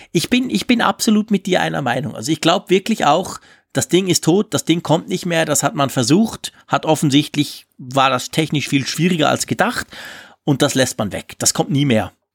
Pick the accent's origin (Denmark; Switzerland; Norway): Switzerland; bei uns in der Schweiz